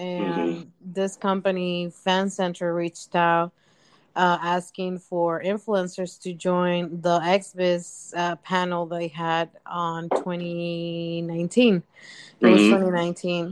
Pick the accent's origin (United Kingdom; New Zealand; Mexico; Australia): Mexico; moved away as an adult; now in United States; I was born and raised in Mexico. Mm-hmm. I lived there for 18 years. I moved here back in 2011.